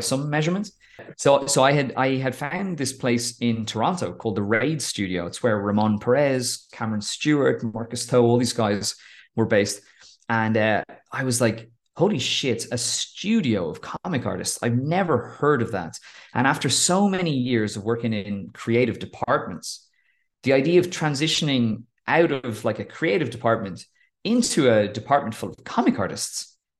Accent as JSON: {"language": "English", "area": "Wicklow", "region": "Leinster", "country": "Ireland", "tie": "born or raised there", "said": "growing up in a, in the, in a town in Wicklow"}